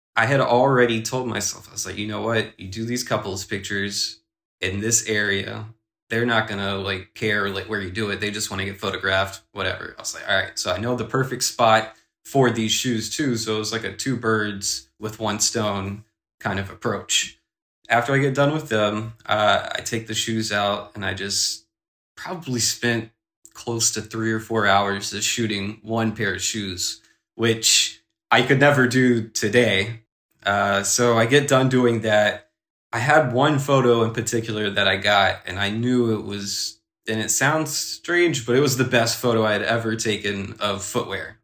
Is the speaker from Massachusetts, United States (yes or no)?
no; South Carolina, United States; moved away as an adult; now in New York, United States; growing up in South Carolina, the pace is way slower